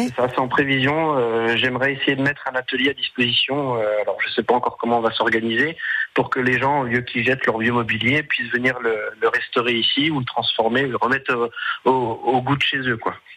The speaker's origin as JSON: {"language": "French", "area": "Corsin", "region": "Bourgogne-Franche-Comté", "country": "France", "said": "je suis originaire de Corsin, hein, mais mon entreprise est située à Montbard."}